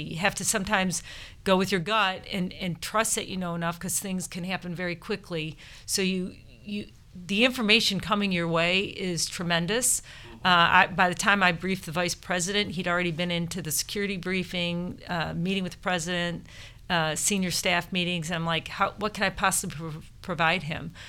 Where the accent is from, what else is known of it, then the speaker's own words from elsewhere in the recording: Michigan, United States; I grew up in Michigan